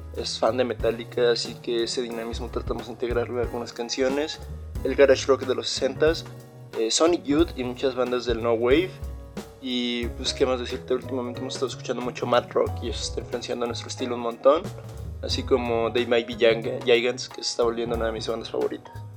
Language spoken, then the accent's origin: Spanish; Ixmiquilpan, Hidalgo, Mexico; Somos una banda de Exmiquilpan Hidalgo, nos conocimos cuando éramos niños en los Boy Scouts